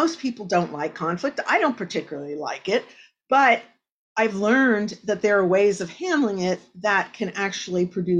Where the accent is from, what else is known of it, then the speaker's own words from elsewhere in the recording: Exeter Township, Pennsylvania, United States; I grew up in Exeter Township, and I actually grew up on 40 acres of land